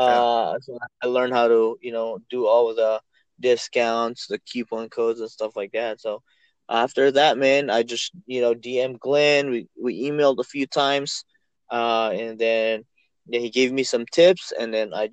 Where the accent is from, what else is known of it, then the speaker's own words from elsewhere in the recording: Philippines; moved away; I'm from the Philippines, me and my wife